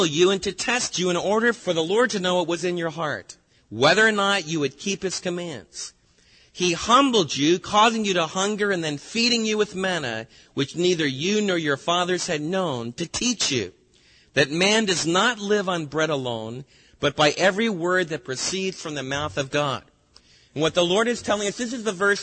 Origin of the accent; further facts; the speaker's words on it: United States; as American believers